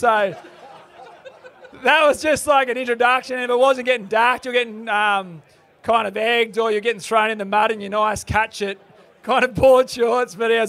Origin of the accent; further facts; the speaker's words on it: Burleigh Heads, Queensland, Australia; It was growing up in Burley, it was a bit of a different place.